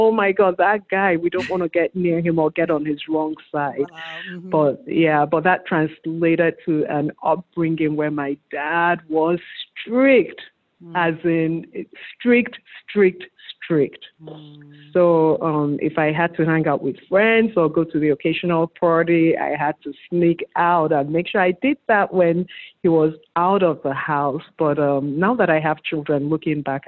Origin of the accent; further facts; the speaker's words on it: Enugu, Enugu State, Nigeria; moved away as an adult; also born or lived in Anambra State, Nigeria; now in United States; I grew up in Anambra State, in Enugu precisely. I was born in Anambra State, raised there.